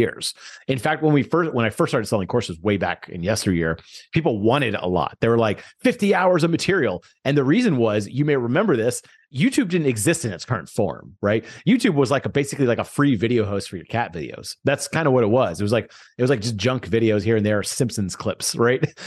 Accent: Houston, Texas, United States; I grew up in Houston

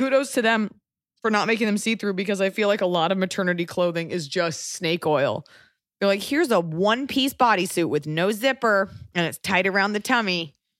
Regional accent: United States; just being American

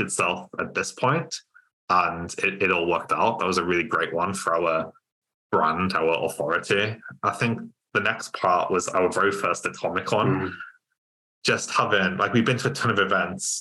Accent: Cumbria, North West England, United Kingdom; moved away as an adult; also born or lived in Lancaster; now in Newcastle, United Kingdom; I'm from Cumbria originally

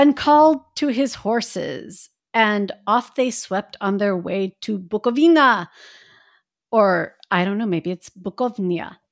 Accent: Midwest, United States; I grew up in the Midwest

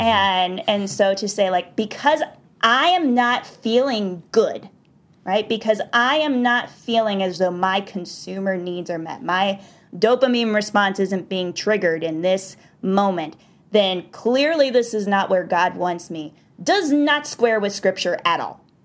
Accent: the South, United States; born or raised there

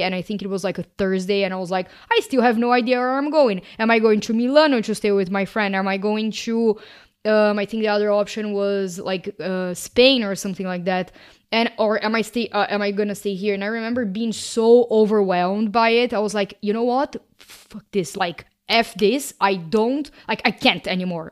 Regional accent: Brazil; moved away; I am originally from Brazil

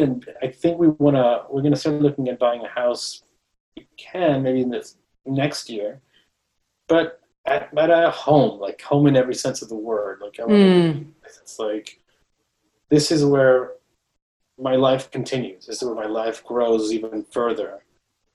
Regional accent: Mexico; moved away; I was born and raised in Mexico

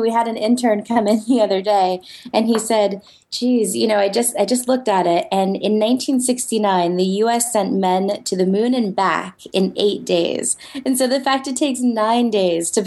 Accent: United States; as an American

